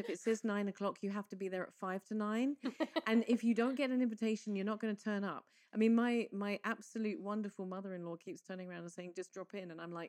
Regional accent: England, United Kingdom; now in Malta; I, as an English person

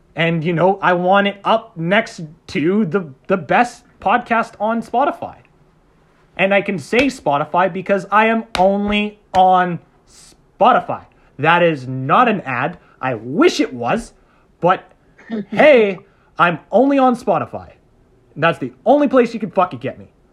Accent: Canada; we're Canadian

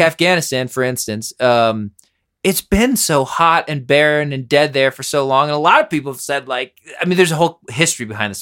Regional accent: Pennsylvania, United States; moved away; also born or lived in New York; I grew up in Pennsylvania, but sort of a New Yorker.

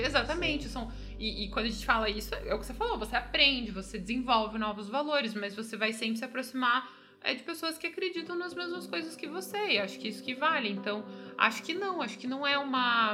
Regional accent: Curitiba, Paraná, Brazil; moved away as an adult; now in Canada; sou de Curitiba

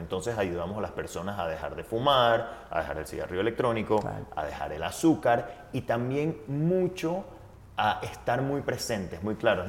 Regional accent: Panama; Yo soy, primero nací, vivo en Panamá

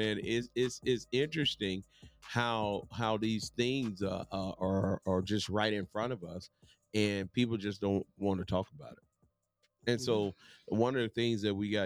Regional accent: Mississippi, United States; growing up in Mississippi

